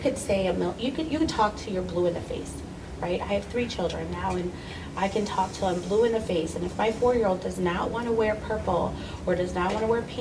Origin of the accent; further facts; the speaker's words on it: Wheaton, Illinois, United States; also born or lived in Aurora, Illinois; now in Oswego, United States; I'm originally from Wheaton, Illinois, and I've been in Aurora since 19, well, actually, in Oswego, but I call Aurora, you know, my area where I hang and play and do all things business, since 1999